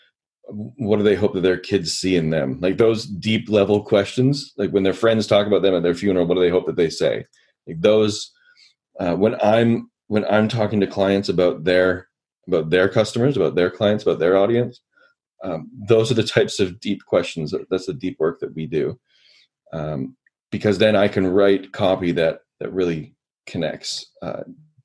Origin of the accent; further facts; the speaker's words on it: Canada; I'm Canadian